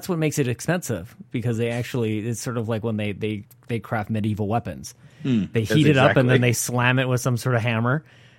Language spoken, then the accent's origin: English; Canada; I'm Canadian.